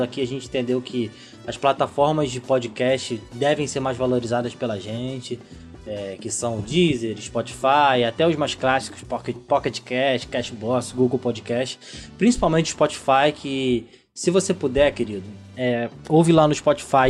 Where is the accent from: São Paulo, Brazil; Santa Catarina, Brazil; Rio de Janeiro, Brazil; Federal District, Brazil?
Rio de Janeiro, Brazil; São Gonçalo; eu sou de São Gonçalo